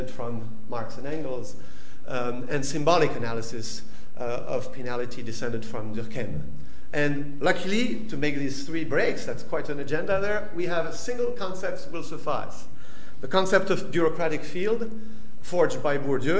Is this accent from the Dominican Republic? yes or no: no; southern France, France; moved away; my hometown in southern France